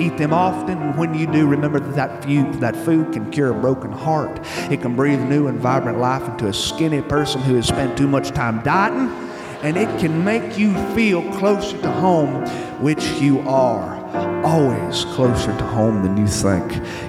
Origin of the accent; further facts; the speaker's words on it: Alabama, United States; now in California, United States; My wife and I finally retired and moved to California because we are here with family. But Sean, I was born and bred in Alabama, and I'm homesick.